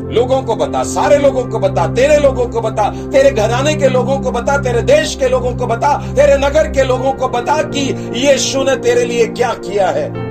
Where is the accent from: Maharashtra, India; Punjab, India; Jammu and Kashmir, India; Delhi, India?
Maharashtra, India; Nagpur; हमारे शहर में भी बड़े बड़े मेगा कॉन्फ्रेंसेस होते हैं नागपुर शहर में कस्तूरचंद पार्क है